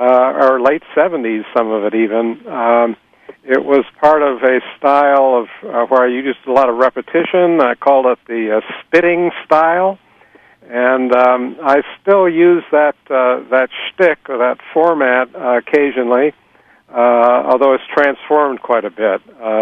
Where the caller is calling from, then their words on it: Columbus, Ohio, United States; I'm calling from Columbus, Ohio.